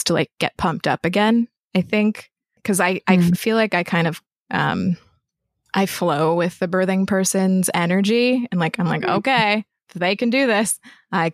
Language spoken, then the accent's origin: English; Rapid City, South Dakota, United States; moved away as an adult; also born or lived in Rosebud Indian Reservation, South Dakota; now in Philadelphia, United States; I was raised in South Dakota. So the two main places that kind of were formative for my childhood were the Rosebud Indian Reservation and then Rapid City, South Dakota.